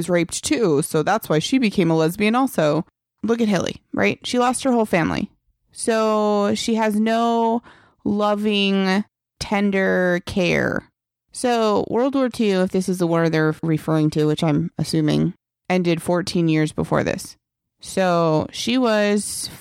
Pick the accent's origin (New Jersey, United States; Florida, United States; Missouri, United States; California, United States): New Jersey, United States; I grew up around gay couples. I'm from New Jersey